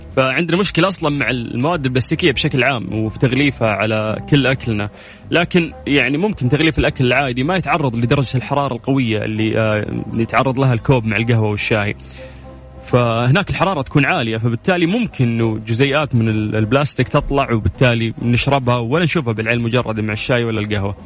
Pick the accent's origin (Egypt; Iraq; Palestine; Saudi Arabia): Saudi Arabia; في المملكه العربيه السعوديه احنا الان الحمد لله في تركيز ترى على المزارع عندنا في الجنوب